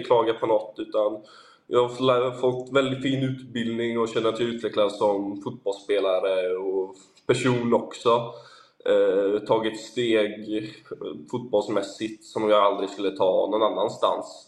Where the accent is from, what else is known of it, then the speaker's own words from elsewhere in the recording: Sweden; now in Portugal; hemma i Sverige